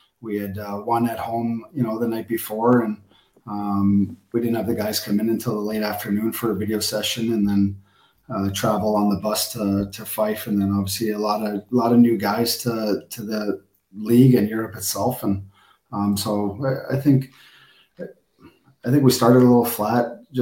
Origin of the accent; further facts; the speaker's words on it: Newfoundland and Labrador, Canada; also born or lived in Hungary / Poland / Romania / Denmark; now in Glasgow, United Kingdom; I was born in Newfoundland, so I have many relatives from from Newfoundland